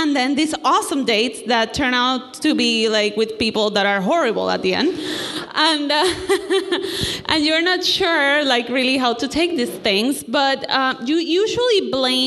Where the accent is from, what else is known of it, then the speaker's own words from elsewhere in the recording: Puerto Rico; moved away; I come from Puerto Rico